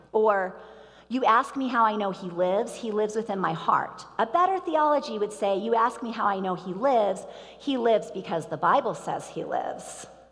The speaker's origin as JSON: {"language": "English", "town": "Columbia", "region": "Missouri", "country": "United States", "tie": "born or raised there", "moved": "yes", "said": "My mom and I went back to Columbia, Missouri last weekend to visit my hometown church"}